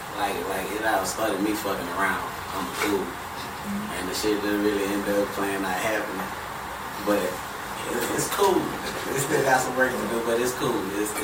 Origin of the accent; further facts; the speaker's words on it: Houston, Texas, United States; I'm from Houston.